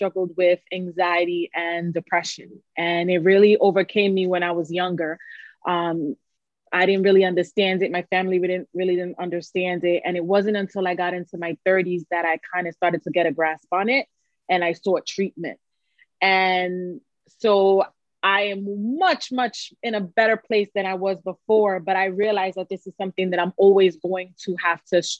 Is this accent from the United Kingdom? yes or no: no; New York City, New York, United States; accent: New York; I am from New York City, if you can't tell by the accent. New Yorican